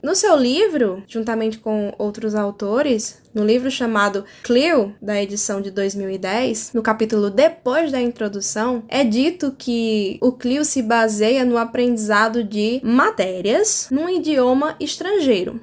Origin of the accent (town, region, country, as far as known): Brazil; first language Portuguese